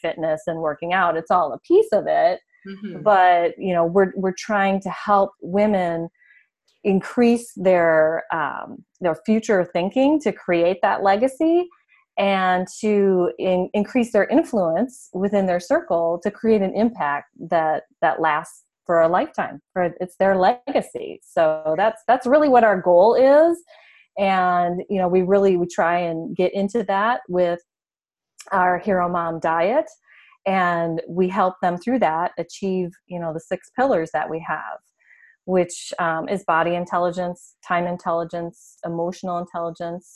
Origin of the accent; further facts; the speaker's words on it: Michigan, United States; also born or lived in California wine country; now in California, United States; I grew up in Michigan, and so I know what snow is all about